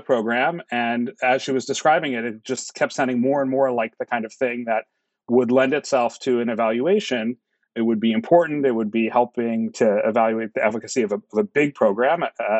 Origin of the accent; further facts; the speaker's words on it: New York City, New York, United States; growing up in New York.